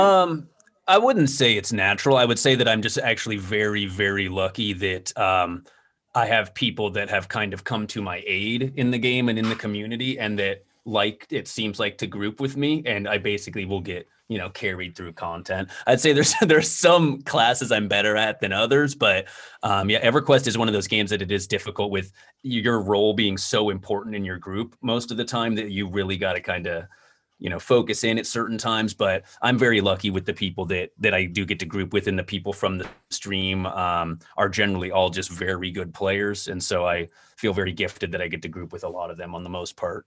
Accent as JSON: {"language": "English", "region": "Southern California", "country": "United States", "tie": "born or raised there", "said": "I grew up in Southern California, and it's kinda boring there in terms of the weather and stuff like that, but, um, in my earlier teen years, I, we moved up to Northern California"}